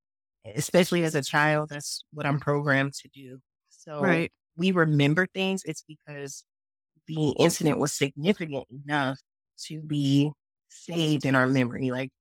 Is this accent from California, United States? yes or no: yes; Oakland, California, United States; also born or lived in Mexico; and then later moved to Mexico. So I've been, you know, moving around all my life, really. But yeah, I'm from Oakland.